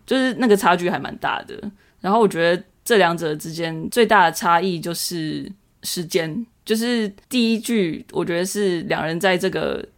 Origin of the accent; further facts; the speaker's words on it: Taipei, Taiwan; 身为台北人